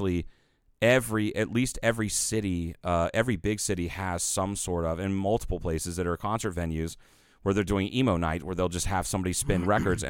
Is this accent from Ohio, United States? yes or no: yes; Ohio, United States; moved away; growing up in Ohio.